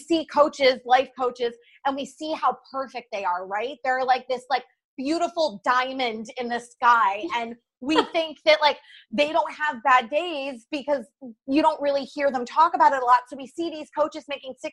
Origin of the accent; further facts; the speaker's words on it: New York, United States; I'm a New Yorker through and through.